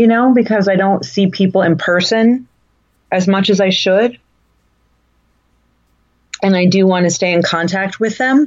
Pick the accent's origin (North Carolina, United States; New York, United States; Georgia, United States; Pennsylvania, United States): Pennsylvania, United States; Dunmore; also born or lived in Bay Area, California; in second grade when we moved from California to Pennsylvania, like not doing well in my first 4 months in Dunmore